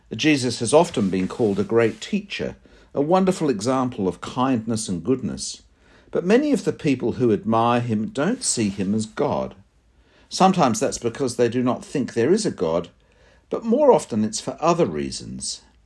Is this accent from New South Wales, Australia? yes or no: yes; Sydney, New South Wales, Australia; I did a lot of my growing up in Sydney. I went to a high school at Irmington and university at North Ryde.